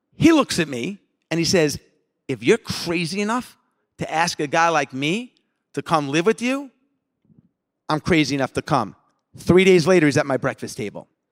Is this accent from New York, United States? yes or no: yes; Long Island, New York, United States; growing up in Long Island